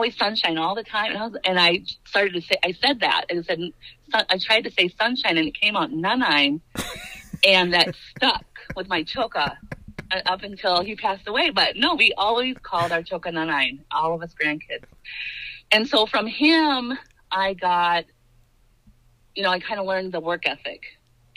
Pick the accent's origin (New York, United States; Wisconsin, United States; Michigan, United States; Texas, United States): Wisconsin, United States; Black River Falls; I grew up in Black River Falls. Well, I grew up in the Indian Mission, and so that's would be District 1.